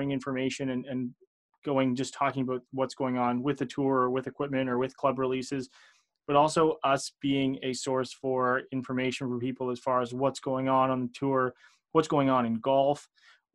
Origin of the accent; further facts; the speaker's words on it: outside of Toronto, Ontario, Canada; I am Canadian here. I'm just kind of outside of Toronto